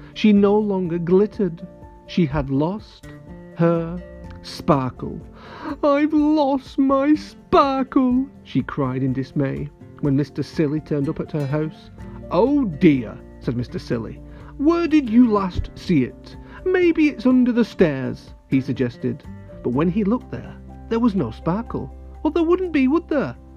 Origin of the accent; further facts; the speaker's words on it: near Manchester, North West England, United Kingdom; very close to my hometown